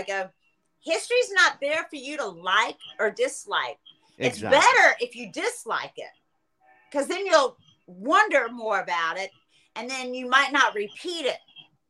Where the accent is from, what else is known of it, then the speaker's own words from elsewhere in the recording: Tallahassee, Florida, United States; moved away; also born or lived in New York; I grew up in Tallahassee